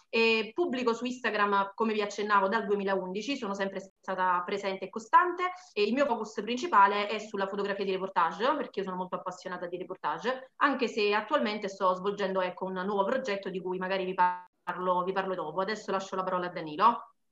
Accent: Campania, Italy; sono originaria della Campania

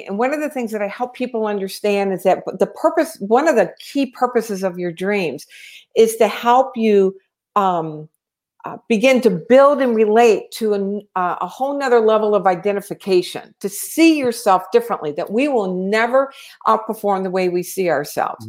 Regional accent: Louisiana, United States; also born or lived in Tennessee; now in California, United States; I'm from Louisiana and I lived in Tennessee for 18 years

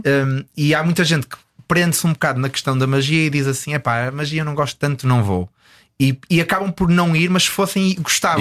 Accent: Porto, Norte, Portugal; moved away as an adult; now in Los Angeles, United States; tenho muitas saudades de Portugal, especificamente do Porto, de onde eu, de onde eu sou.

